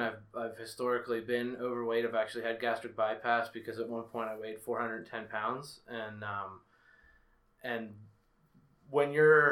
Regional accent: Penn Hills, Pennsylvania, United States; I grew up in Penn Hills, suburb of Pittsburgh

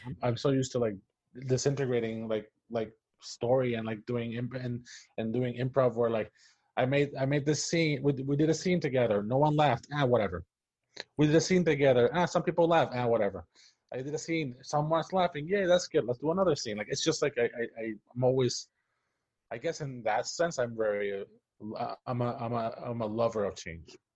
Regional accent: Puerto Rico; English is a second language; moved away as an adult; now in United States; was born and raised in Puerto Rico, and I lived there for, I think, maybe 22 years

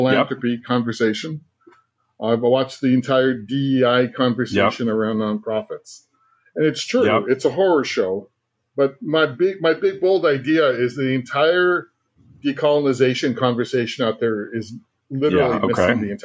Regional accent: California, United States; I'm a Chicano from California and a proud father

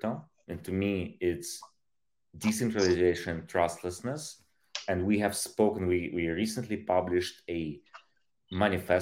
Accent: Ukraine; moved away; I was born in Soviet Union, in Soviet Ukraine. I grew up shortly after the collapse of these massively centralized state

